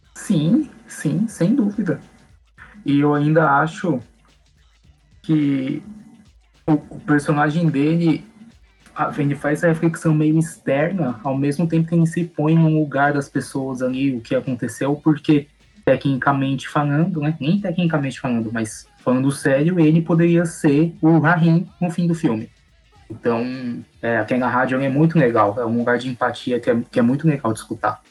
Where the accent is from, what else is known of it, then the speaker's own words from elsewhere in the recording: São Paulo, Brazil; São Paulo, de onde eu sou